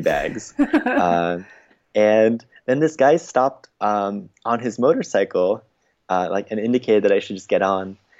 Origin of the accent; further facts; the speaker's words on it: United States; growing up in the States